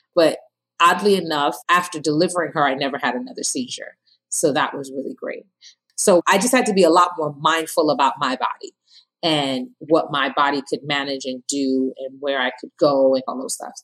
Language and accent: English; Ghana; now in New Jersey, United States; I'm from Ghana, West Africa